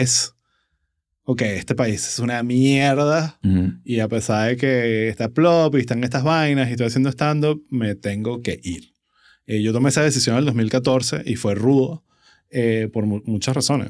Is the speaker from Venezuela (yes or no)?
yes; Venezuela; nuestra identidad como venezolanos